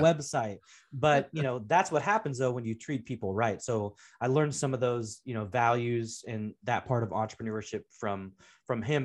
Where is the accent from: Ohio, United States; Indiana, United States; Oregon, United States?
Oregon, United States; Portland; grew up in the Pacific Northwest in Portland, Oregon, and the part of town I w, grew up in was actually in North Portland.